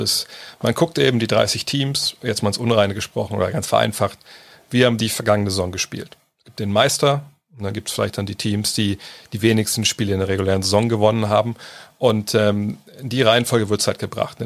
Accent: Germany; bin ja auch Deutscher

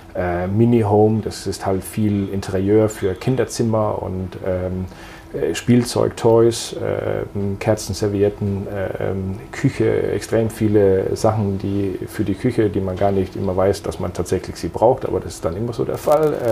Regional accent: Denmark; now in Münster, Germany; Ich bin äh, gebürtiger Däne, äh, wohne aber seit vielen, vielen Jahren in Deutschland

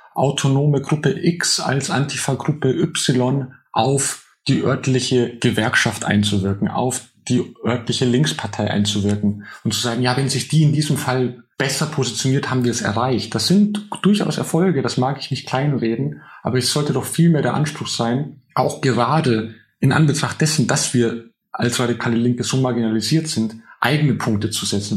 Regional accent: Altötting district, a small village in Upper Bavaria, Germany; now in Berlin, Germany; ich bin in einem kleinen oberbayerischen Dorf aufgewachsen im Landkreis, der siebzig Prozent C S U-Wählerinnen hat

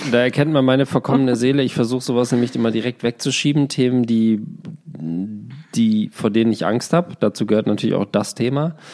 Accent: Glandorf, Lower Saxony, Germany; Grüße aus meinem Heimatdorf Glandorf

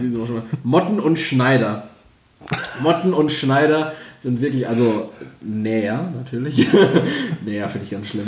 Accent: Castrop-Rauxel, North Rhine-Westphalia, Germany; bei uns in Kastrop

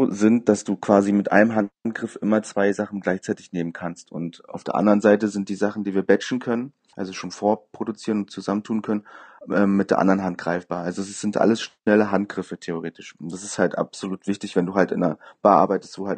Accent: Berlin, Germany; Genau, ich bin ein richtiger Berliner.

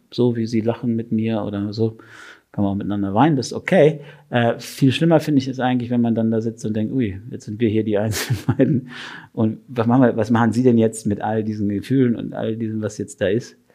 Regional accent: Berlin, Germany; now in Switzerland; als ich äh, in die Schweiz gekommen bin, ist so als Berliner Heißsporn mit so einer gewissen Schnurre, wie man zu sagen pflegt

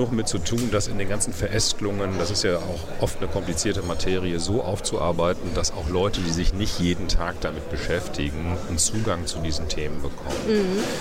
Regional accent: North Rhine-Westphalia, Germany; Äh, für mich als Westfale ist das das Gleiche.

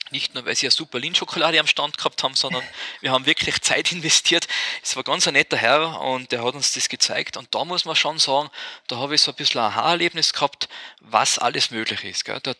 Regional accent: Austria; da sind wir jetzt aus Österreich glaube ich, sowieso zu klein, dass das kommt.

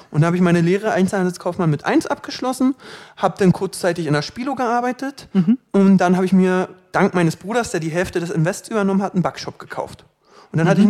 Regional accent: Berlin, Germany; 29 Jahre alt. Mm, du wohnst in Berlin? Ich wohne in Berlin. Ich bin Berliner, ich kann auch anders reden.

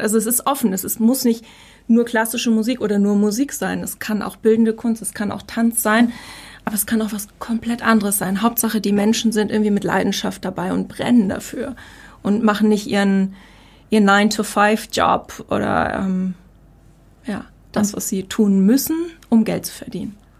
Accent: Heidelberg, Baden-Württemberg, Germany; Meine Eltern kommen aus Norddeutschland, ich bin hier unten groß geworden

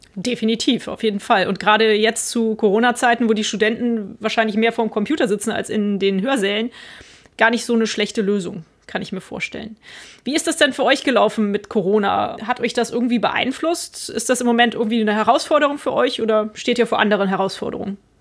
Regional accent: Cologne-Bonn area, North Rhine-Westphalia, Germany; jetzt gerade hier meine Heimat, der Raum Köln-Bonn

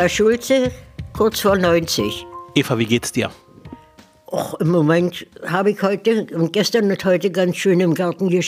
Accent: West Prussia, Poland; moved away as an adult; now in Germany; Die Bombennacht der letzten Jahr, äh, im Januar 1945 bin ich ja aus Westpreußen gekommen. Da habe ich hier noch die Bombennächte erlebt

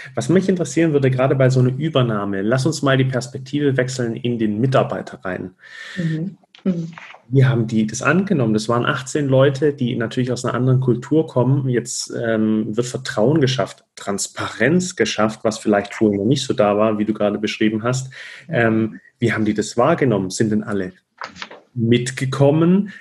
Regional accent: Stuttgart, Baden-Württemberg, Germany; ich komme aus Stuttgart

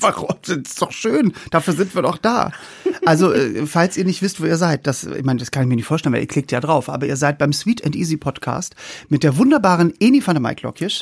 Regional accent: the North, Northern Germany, Germany; Wir kommen ja vom, aus dem Norden

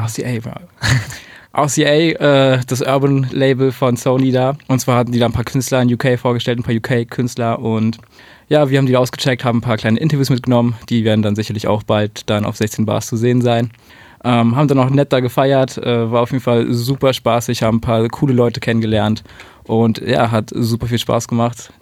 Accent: Berlin, Germany; Ich bin in Berlin geboren, in Spandau aufgewachsen.

